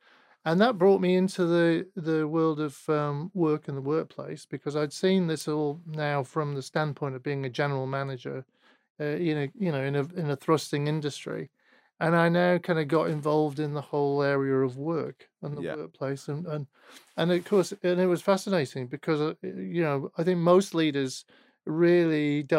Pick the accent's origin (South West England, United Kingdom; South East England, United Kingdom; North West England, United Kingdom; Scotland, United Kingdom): North West England, United Kingdom; Manchester; So I was born in Manchester.